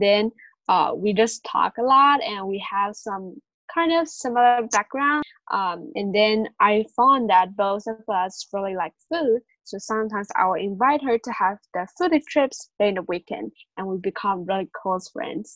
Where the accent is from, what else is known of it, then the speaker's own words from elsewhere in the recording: Shenzhen, Guangdong, China; also born or lived in Hunan; I was born and living in Shenzhen, China for most of my life, except going to school.